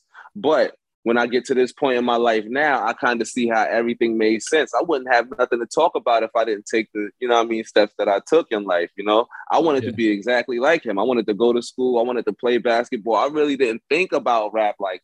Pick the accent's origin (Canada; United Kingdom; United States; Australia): United States; New York City, New York; growing up in Bed-Stuy, Brooklyn